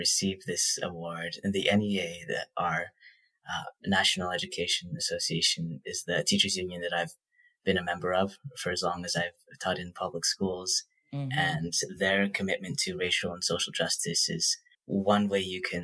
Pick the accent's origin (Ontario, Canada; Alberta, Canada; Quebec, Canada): Ontario, Canada; Toronto; moved away as an adult; also born or lived in Massachusetts, United States; I spent most of my K-12 education in Toronto, Canada, which is, I can only look back and say it was a fantastic city to come of age